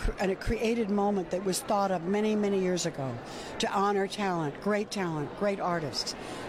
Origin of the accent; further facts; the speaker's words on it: Washington, District of Columbia, United States; also born or lived in Takoma Park; I'm from Washington, born and raised here.